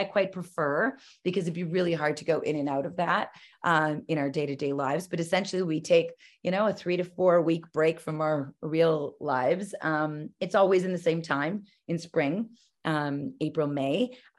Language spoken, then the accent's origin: English; Calgary, Alberta, Canada; And I come from Calgary, which I still live in, and I choose to live here.